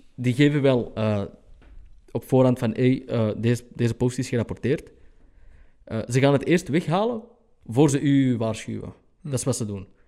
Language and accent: Dutch; Antwerp, Flanders, Belgium; ik als Antwerpenaar